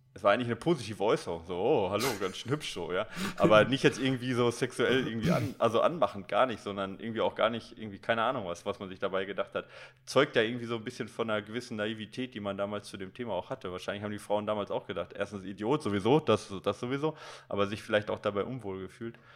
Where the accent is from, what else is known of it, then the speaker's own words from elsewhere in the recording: Recklinghausen, North Rhine-Westphalia, Germany; ich bin in Recklinghausen Süd groß geworden